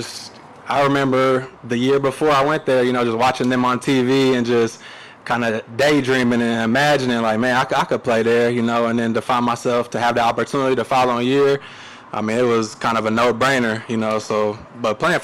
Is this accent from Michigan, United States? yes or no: no; Kokomo, Indiana, United States; I'm born and raised in Kokomo, but I was kind of out in the county